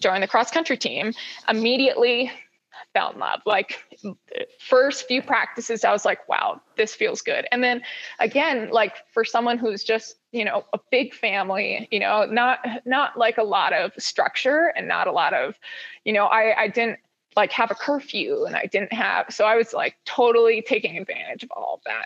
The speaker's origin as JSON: {"language": "English", "town": "Honokaa", "region": "Hawaii", "country": "United States", "tie": "born or raised there", "also_born_or_lived": "Honolulu, Oahu, Hawaii", "moved": "yes", "lives_now": "Boulder, United States", "said": "I grew up in Honoka'a Waimea area, and it's just as country as it gets"}